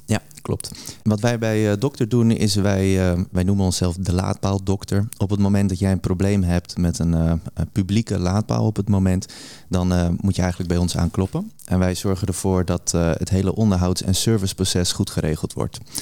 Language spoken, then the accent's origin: Dutch; Almere, Flevoland, Netherlands; omdat ik uit Almere kom